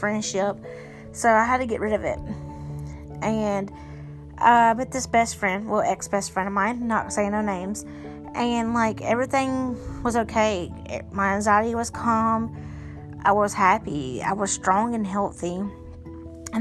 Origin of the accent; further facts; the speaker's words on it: South Carolina, United States; I grew up, I can't really say like where, but I grew up in South Carolina